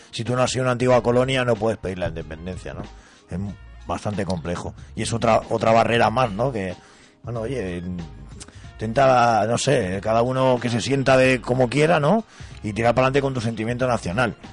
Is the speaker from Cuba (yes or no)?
yes; Cuba; moved away as an adult; now in Spain; yo viví en Cuba hasta los 25.